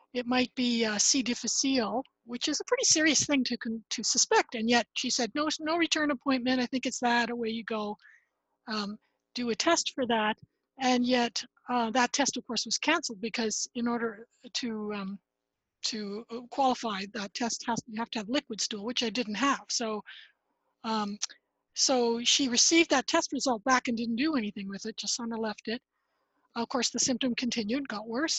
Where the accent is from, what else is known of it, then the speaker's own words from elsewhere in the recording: Ottawa, Ontario, Canada; now in Nova Scotia, Canada; I grew up in Ottawa, Ontario, Canada